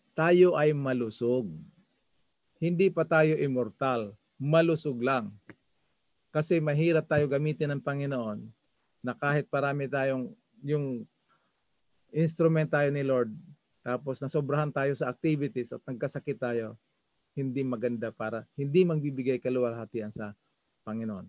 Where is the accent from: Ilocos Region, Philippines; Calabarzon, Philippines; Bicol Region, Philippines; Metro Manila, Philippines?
Bicol Region, Philippines; Masbate; sa amin sa Masbate, lukban ang tawag nito